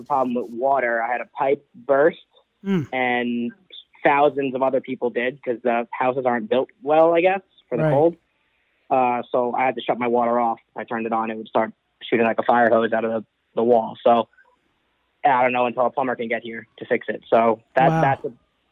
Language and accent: English; New York, United States; now in Austin, United States; I'm from New York